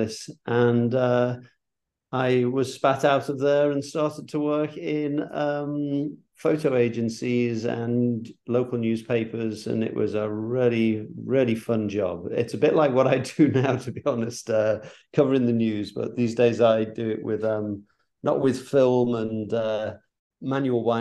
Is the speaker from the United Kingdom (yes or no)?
yes; Liverpool, North West England, United Kingdom; moved away as an adult; also born or lived in London; now in New York, United States; I was brought up in Liverpool